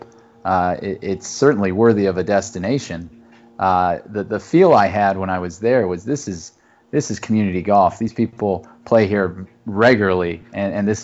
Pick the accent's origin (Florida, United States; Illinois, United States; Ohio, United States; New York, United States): Ohio, United States; now in Chicago, United States; I grew up in Ohio